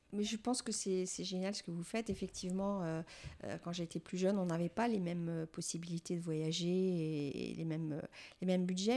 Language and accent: French; France; je suis française aussi